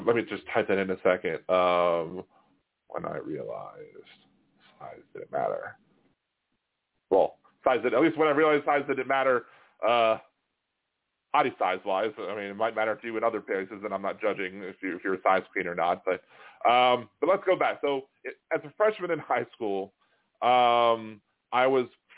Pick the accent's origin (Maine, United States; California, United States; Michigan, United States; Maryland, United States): Maryland, United States; Baltimore; we're both from Baltimore